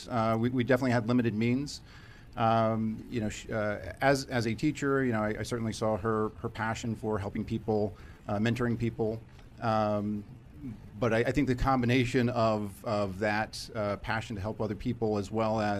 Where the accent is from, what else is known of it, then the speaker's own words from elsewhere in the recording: Virginia Beach, Virginia, United States; Virginia Beach, Virginia.